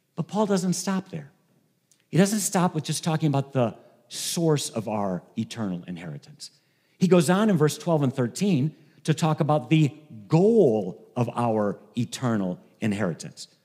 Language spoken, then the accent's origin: English; Ohio, United States; moved away as an adult; now in Michigan, United States; I grew up in Ohio. Um, I've lived in Michigan for thirty years